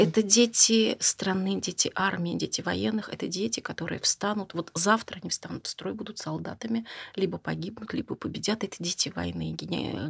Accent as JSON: {"language": "Russian", "region": "Saint Petersburg", "country": "Russia", "said": "Я петербурженка, ленинградка в первом поколении, все мои предки, они оттуда"}